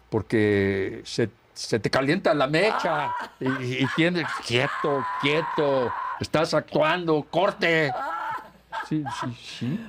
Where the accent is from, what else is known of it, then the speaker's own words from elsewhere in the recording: Guanajuato, Mexico; como soy de Guanajuato